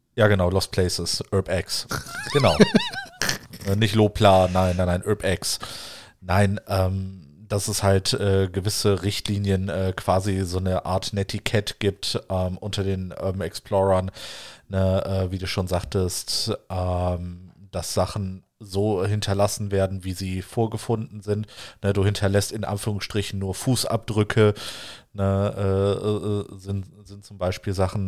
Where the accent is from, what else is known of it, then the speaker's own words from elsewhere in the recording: Wuppertal, North Rhine-Westphalia, Germany; da wo ich aufgewachsen bin im Wuppertal